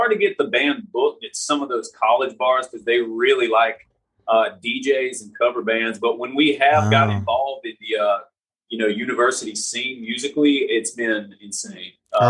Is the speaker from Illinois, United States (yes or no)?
no; Anderson, South Carolina, United States; We're from Anderson, South Carolina, like near the upstate. That's where pretty much born and raised.